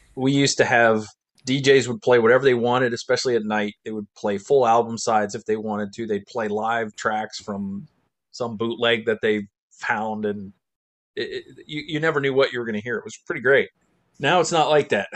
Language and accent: English; Middlesex, New Jersey, United States; actually born in Middlesex, New Jersey